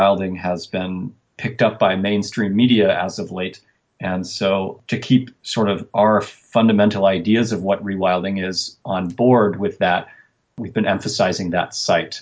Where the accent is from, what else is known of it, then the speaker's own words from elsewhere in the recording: Portland, Oregon, United States; born and raised in Portland, Oregon